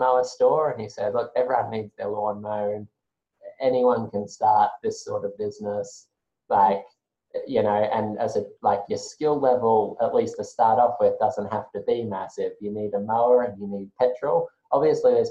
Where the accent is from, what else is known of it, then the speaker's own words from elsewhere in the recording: Brisbane, Queensland, Australia; I've grown up on the south side of Brisbane for most of my life. So long time native.